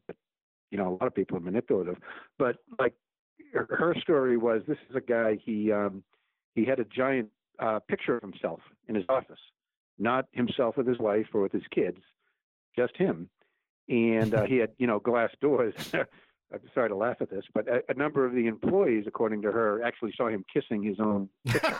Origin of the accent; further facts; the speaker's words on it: United States; as an American